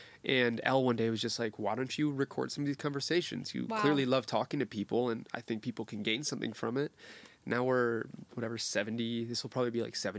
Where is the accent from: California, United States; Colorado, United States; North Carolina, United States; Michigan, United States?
Michigan, United States; Detroit; also born or lived in Chicago; now in Los Angeles, United States; so from Detroit, I went to school in Chicago, cool.